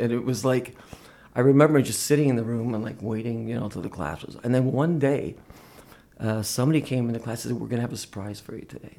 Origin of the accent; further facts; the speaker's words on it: Greenfield Park, Quebec, Canada; I felt fortunate growing up here. We were born in a small town called Greenfield Park. It was on the south shore of Montreal.